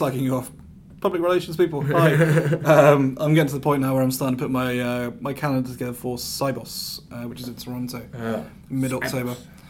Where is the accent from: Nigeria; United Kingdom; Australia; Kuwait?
United Kingdom; England; now in New York, United States; I'm from England, man.